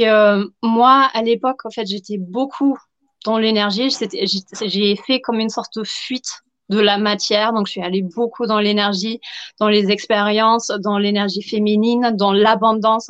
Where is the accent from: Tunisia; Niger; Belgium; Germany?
Germany; accent: German; French is a second language; now in Versailles, France; je suis allemande, donc tout le petit accent euh, ultra charmant